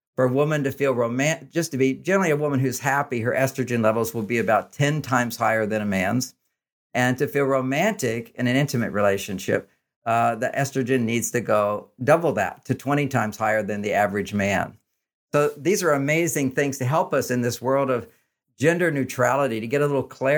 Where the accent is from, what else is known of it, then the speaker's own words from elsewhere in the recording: Texas, United States; And I grew up in Texas.